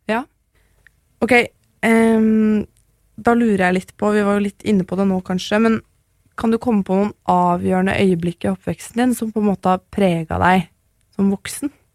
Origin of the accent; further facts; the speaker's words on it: Oslo, Norway; also born or lived in Maridalen; Jeg vokste opp på Kjelsås, og litt i Maridalen